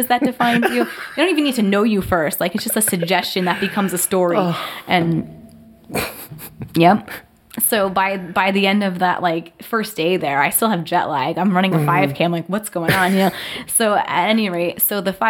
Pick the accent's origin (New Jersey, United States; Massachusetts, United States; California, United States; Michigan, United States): New Jersey, United States; I'm like definitely from New Jersey.